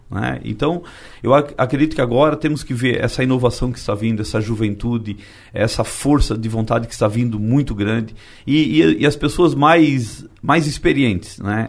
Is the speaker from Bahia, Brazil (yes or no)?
no; Timbé do Sul, Santa Catarina, Brazil; Tibete do Sul, que é onde eu nasci.